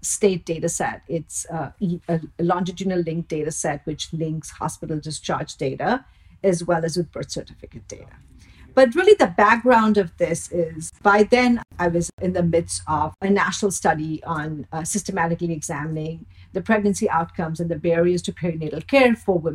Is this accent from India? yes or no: yes; India; moved away; I grew up in India